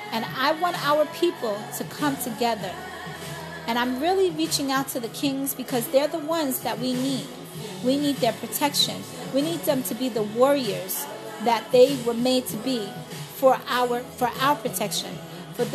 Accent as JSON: {"language": "English", "town": "New York City", "region": "New York", "country": "United States", "tie": "born or raised there", "also_born_or_lived": "Brooklyn / Bronx", "moved": "as an adult", "said": "I am native born of New York City. I was born and raised in Queens, Flushing."}